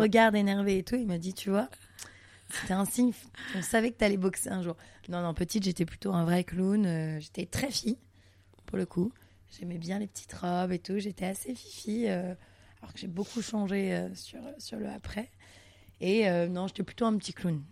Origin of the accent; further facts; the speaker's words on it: Montreal, Quebec, Canada; now in Paris, France; je suis née à Montréal, pour la petite histoire, je suis née à Montréal, au Canada